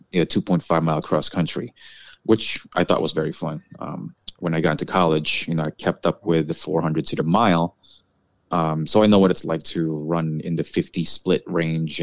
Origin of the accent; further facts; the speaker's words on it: New York City, New York, United States; also born or lived in Hawaii / California; I was born in Queens, New York. I lived in Hawaii and California, and because of my family relocating for jobs, we came back to New York around late 80s or early 90s